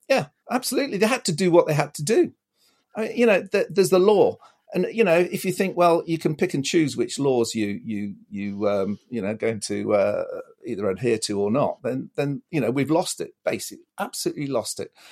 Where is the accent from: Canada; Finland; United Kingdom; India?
United Kingdom; Lancashire, North West England; now in Bristol, United Kingdom; I grew up in Lancashire, actually.